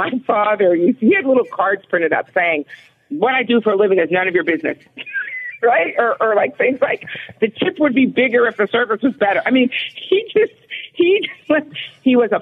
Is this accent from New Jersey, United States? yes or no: no; Los Angeles, California, United States; moved away; also born or lived in Philadelphia; I grew up in Los Angeles in a neighborhood